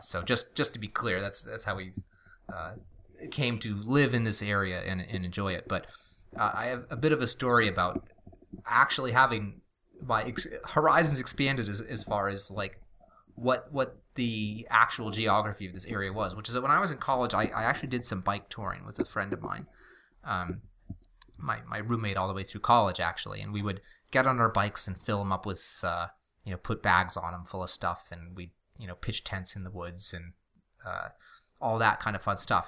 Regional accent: New England, United States; moved away; also born or lived in Middle Tennessee / Nashville; have mostly lived our whole lives here, and everything here is really close together, actually. And we have this weird New England parochialism

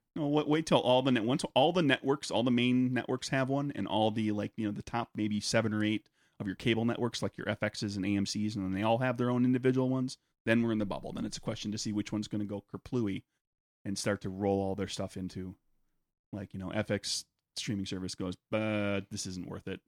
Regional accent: United States; I'm American

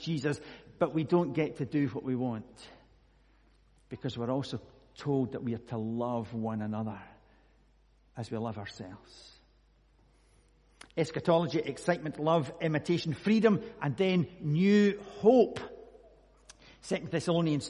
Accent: Scotland, United Kingdom; I'm Scottish

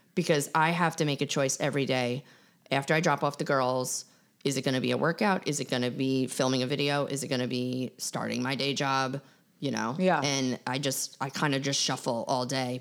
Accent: Long Island, New York, United States; Growing up on Long Island

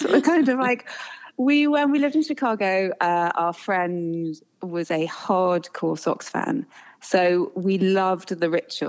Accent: England, United Kingdom; accent: English; moved away; We've lived here 10 years and I think I probably still sound as English as I've ever done.

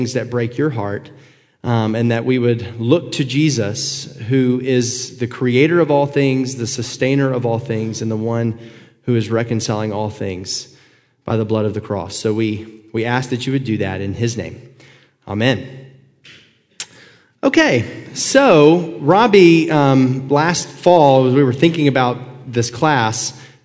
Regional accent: Northwest Georgia, United States; I grew up in Northwest Georgia, right underneath Chattanooga. So anytime people ask me where I'm from, I just say Chattanooga, because trying to explain Chickamauga or Fort Oglethorpe just takes too long

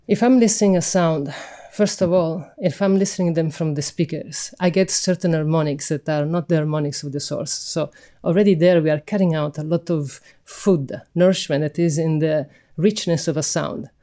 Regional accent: Sicily, Italy; I'm from Sicily

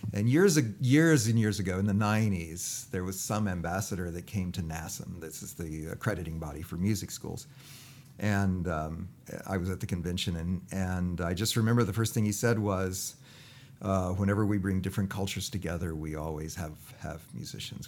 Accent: United States

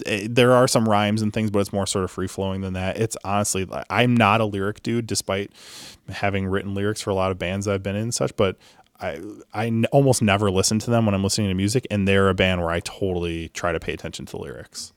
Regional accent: Chicago, Illinois, United States; growing up in Chicago

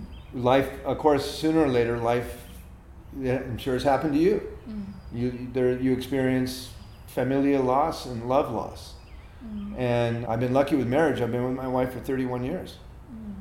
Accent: United States; being an American born in 1953

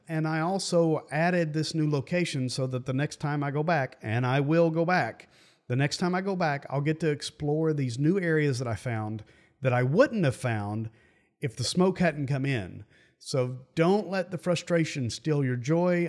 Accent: United States; I grew up near the Great Smoky Mountains, And for me, those mountains are always home.

